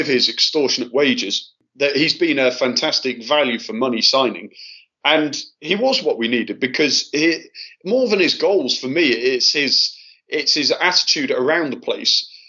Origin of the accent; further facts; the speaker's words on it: Altrincham, North West England, United Kingdom; moved away as an adult; now in Russia; My parents live in Altrincham, and that's where I grew up.